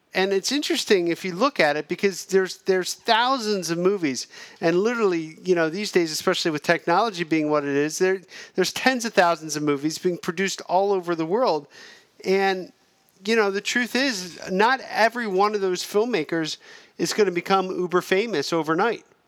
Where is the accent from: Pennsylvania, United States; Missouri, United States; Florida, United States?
Pennsylvania, United States; moved away as an adult; also born or lived in New York; now in Los Angeles, United States; we're both from the same, uh, hillbilly small town in Pennsylvania